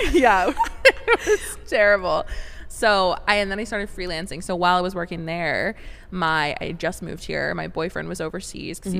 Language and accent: English; Vancouver, Washington, United States; moved away as an adult; also born or lived in Portland, Oregon; now in San Diego, United States; Portland, Oregon, pretty much like the outskirts. I was technically in Vancouver, Washington